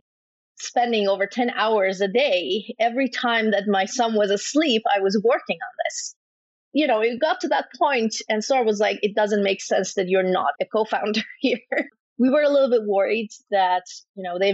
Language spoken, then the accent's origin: English; Iran; now in Canada; I was born and raised in Iran